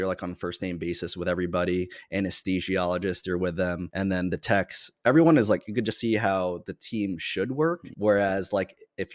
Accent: New York, United States; I am from New York.

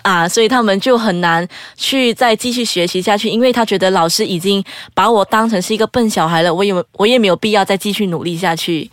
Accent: Perlis, Malaysia; 我是身在玻璃市的

